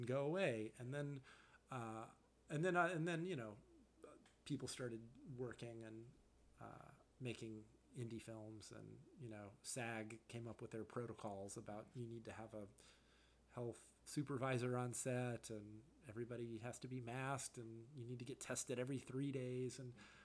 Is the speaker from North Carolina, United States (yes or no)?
yes; Charlotte, North Carolina, United States; now in Chicago, United States; my parents, you know, were conservative when I was growing up, like a lot of you know, parents in Charlotte, North Carolina in the 1980s